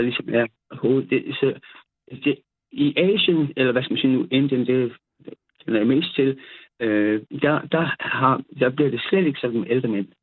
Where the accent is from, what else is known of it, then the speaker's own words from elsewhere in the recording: South Funen, Southern Denmark, Denmark; jeg er nede fra Sydfyn